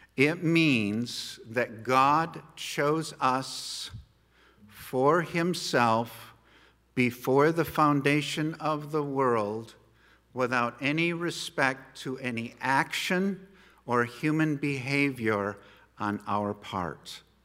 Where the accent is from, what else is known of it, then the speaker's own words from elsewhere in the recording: United States; No matter where we go in the world, we are American citizens